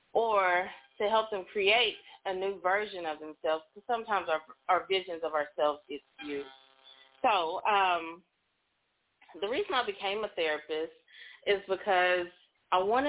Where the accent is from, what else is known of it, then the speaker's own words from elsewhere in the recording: Oklahoma, United States; also born or lived in Texas; I'm originally from Oklahoma, so I've been licensed there longest